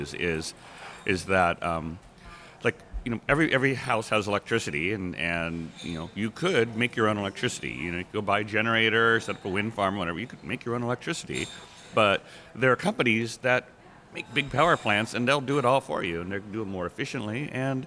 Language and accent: English; East Bay, California, United States; now in Seattle, United States; I grew up in East Bay, California